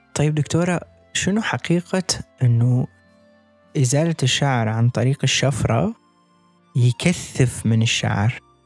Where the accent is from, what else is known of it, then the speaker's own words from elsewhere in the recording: Iraq; عندنا بالعراق